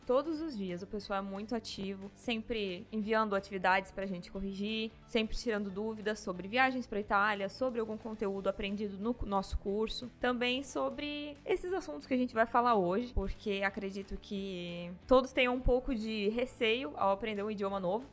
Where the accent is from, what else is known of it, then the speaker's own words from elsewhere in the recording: Brazil; Nunca, nunca saí do Brasil